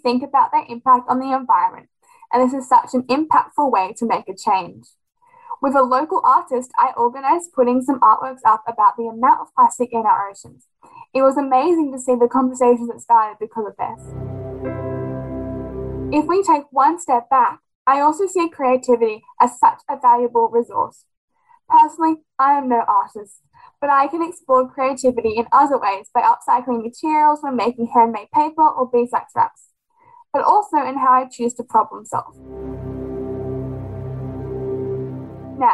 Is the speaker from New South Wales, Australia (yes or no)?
yes; Sydney, New South Wales, Australia; I am from Sydney, Australia, and I'm on Planet Classroom.